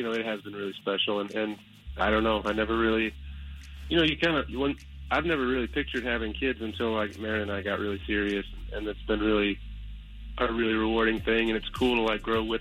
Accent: Chicago, Illinois, United States; moved away; I'm from Chicago

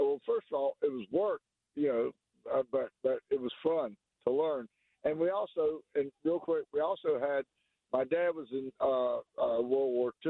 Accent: North Carolina, United States; In North Carolina.

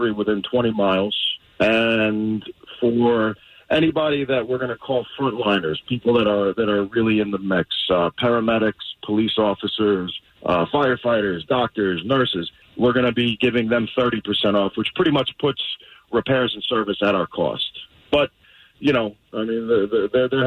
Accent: Tifton, Georgia, United States; I am from Tifton. Born and raised

